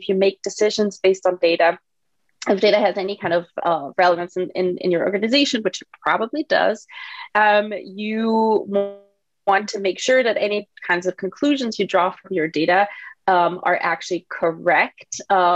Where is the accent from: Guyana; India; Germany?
Germany; moved away; I'm not from the U.S. I'm from Germany originally